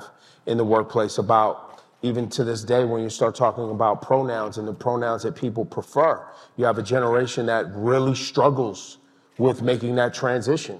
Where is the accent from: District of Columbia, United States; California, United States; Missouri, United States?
California, United States; Oakland and Sacramento, Northern; also born or lived in Berkeley, California; I was born in Berkeley, raised in Oakland and Sacramento.